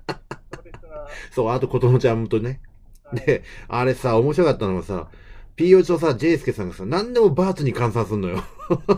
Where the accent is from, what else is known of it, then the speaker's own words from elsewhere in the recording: Kansai, Japan; 出身は関西